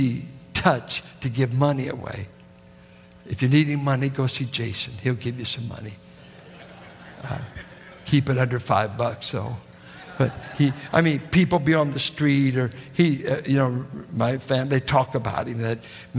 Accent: Richmond, California, United States; people that I grew up with in Richmond, that was in the projects and in the war effort

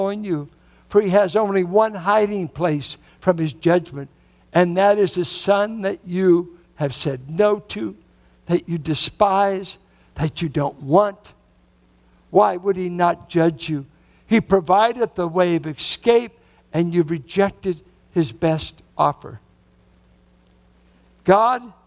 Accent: Richmond, United States; as a boy growing up in Richmond, I grew up mainly with whites and blacks in Richmond in the 40s and 50s.

